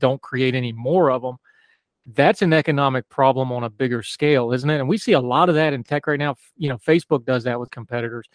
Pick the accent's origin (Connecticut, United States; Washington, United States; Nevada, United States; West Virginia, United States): West Virginia, United States; West Virginian. I'm old enough to remember Robert C. Byrd.